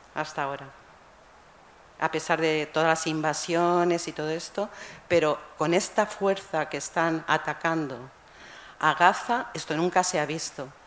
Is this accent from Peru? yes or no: no; Spain; now in Lebanon; Yo vengo del Líbano, quiero decir, soy española, pero vivo allí